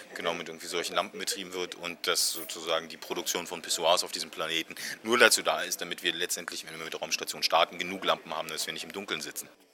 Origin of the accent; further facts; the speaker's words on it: Berlin, Germany; ich komme hier aus Berlin